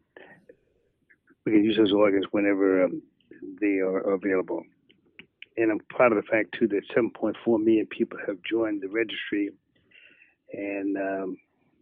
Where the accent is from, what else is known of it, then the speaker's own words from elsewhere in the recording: Chicago, Illinois, United States; I'm from Chicago